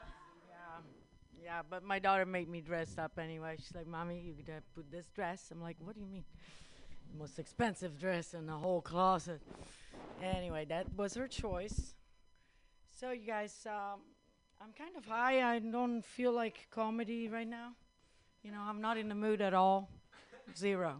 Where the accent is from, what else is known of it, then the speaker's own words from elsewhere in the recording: Rome, Lazio, Italy; now in United States; I'm from Italy, you guys. I don't know if you ever heard. It's a little place in the middle of Europe. A city called Rome